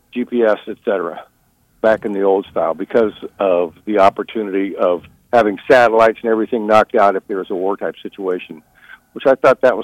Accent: Midwest, United States; moved away as an adult; now in Lincolnville, United States; I'm a Midwesterner, freshwater boat guy, moved up here 10 years ago

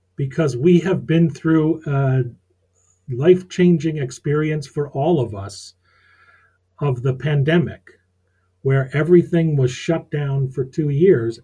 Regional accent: Rochester, New York, United States; moved away as an adult; also born or lived in Syracuse, New York, United States; now in Maine, United States; I was born in Rochester, New York, went to school at Syracuse

